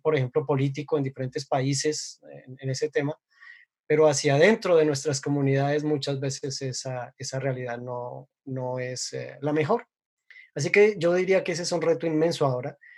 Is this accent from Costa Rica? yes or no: no; Colombia; soy colombiano